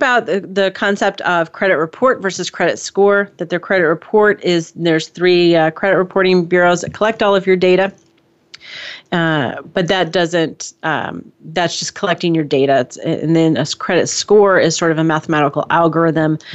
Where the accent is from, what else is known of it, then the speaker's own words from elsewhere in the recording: San Mateo, California, United States; I was born in Silicon Valley. I was born in San Mateo, California